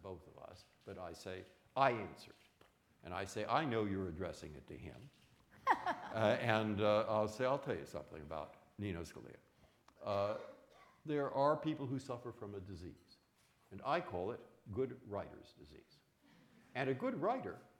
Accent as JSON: {"language": "English", "town": "San Francisco", "region": "California", "country": "United States", "tie": "born or raised there", "also_born_or_lived": "Boston", "moved": "as an adult", "said": "I was born in San Francisco. I grew up in the 1950s"}